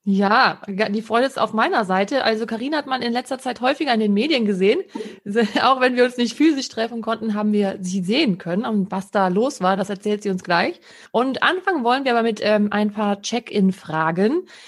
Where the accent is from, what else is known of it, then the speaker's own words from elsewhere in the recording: Düren-Jülich region, North Rhine-Westphalia, Germany; dem Caritasverband für die Region Düren-Jülich e.V. Das ist dort, wo ich herkomme